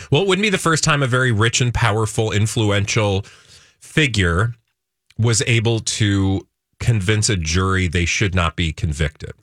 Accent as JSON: {"language": "English", "region": "Minnesota", "country": "United States", "said": "as a Minnesotan"}